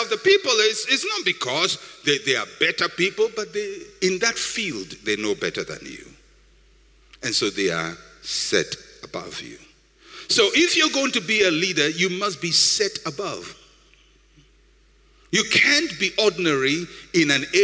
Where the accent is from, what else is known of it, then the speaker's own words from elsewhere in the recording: Ghana; I'm a Ghanaian